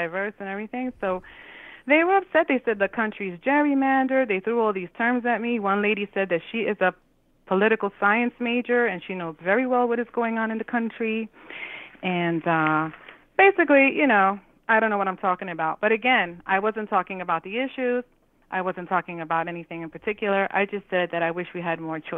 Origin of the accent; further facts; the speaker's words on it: New York City, New York, United States; I'm from New York City